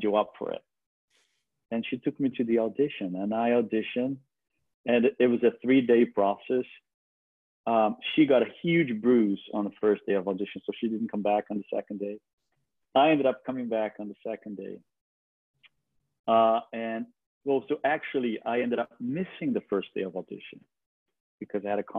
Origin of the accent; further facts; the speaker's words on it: Brazil; English is a second language; moved away as an adult; now in New York, United States; I was born and raised in Brazil, and I moved to New York when I was 24 in the late 90s.